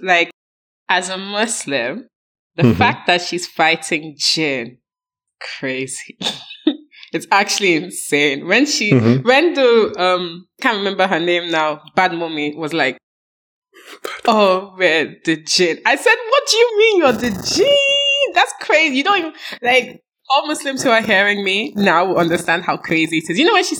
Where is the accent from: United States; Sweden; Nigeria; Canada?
Nigeria; now in London, United Kingdom; I'm from Nigeria.